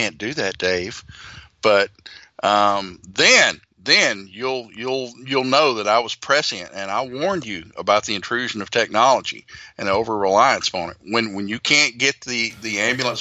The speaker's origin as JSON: {"language": "English", "region": "the South", "country": "United States", "accent": "Southern", "said": "my Southern accent"}